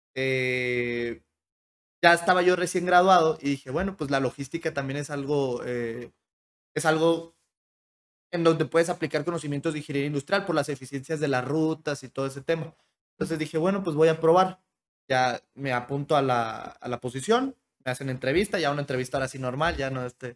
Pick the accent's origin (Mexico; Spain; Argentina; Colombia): Mexico; Hermosillo, Sonora; moved away; nací en Hermosillo porque en Hermosillo la gente es mucho más abierta